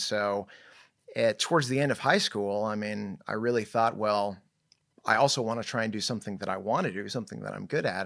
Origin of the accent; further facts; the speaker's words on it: Irvine, California, United States; also born or lived in Newport Beach, California / Bay Area, California / Tustin, California; I was born in, uh, Newport Beach, grew up in, uh, Irvine